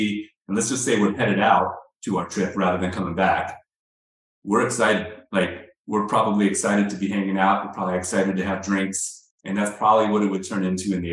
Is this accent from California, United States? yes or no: yes; California, United States; I'm from California